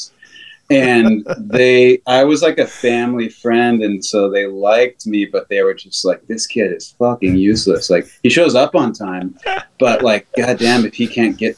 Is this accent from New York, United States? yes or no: no; Texas, United States; moved away; also born or lived in Dallas; I grew up in Texas